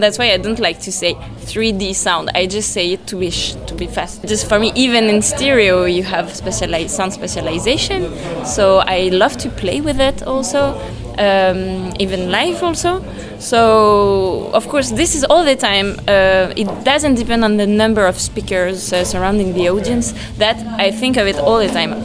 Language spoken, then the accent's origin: English; Paris, Île-de-France, France; English is a second language; I come from France, Paris. I mean, I was born there